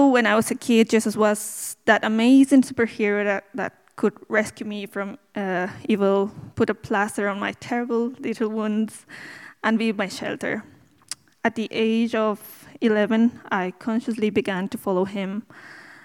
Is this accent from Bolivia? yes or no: yes; Bolivia; English is a second language; now in Dublin, Ireland; I'm from Bolivia, in South America.